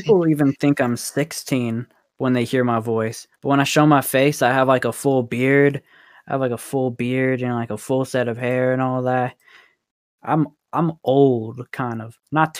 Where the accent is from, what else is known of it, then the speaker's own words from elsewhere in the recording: Houston, Texas, United States; also born or lived in France / Canada; now in New Mexico, United States; Yeah, I was born and raised in Houston, and then you know we used to move a lot around. So I used to live in some cool ass places.